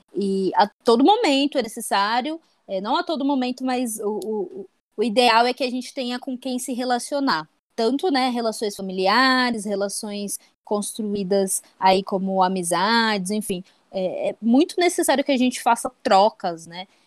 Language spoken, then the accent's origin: Portuguese; Brazil; enquanto brasileiros